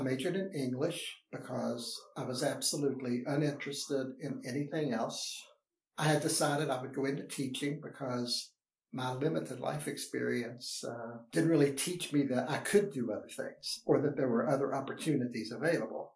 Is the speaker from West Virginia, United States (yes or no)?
yes; West Virginia, United States; I am from West Virginia, grew up on a farm